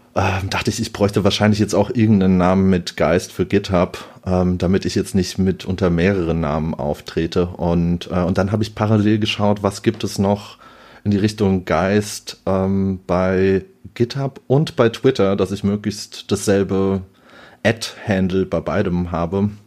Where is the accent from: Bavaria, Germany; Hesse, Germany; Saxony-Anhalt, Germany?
Hesse, Germany; Offenbach; ich bin aus Offenbach